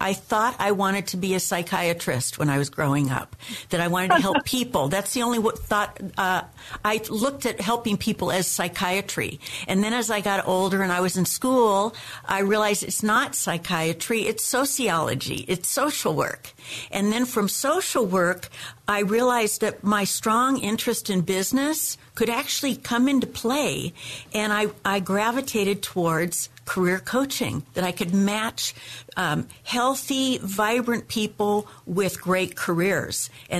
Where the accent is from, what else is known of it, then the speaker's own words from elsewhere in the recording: Arizona, United States; also born or lived in Seattle, United States; I was born in Seattle. Then my father, who loved the desert, moved the whole family to Arizona. And from Arizona, I came to California.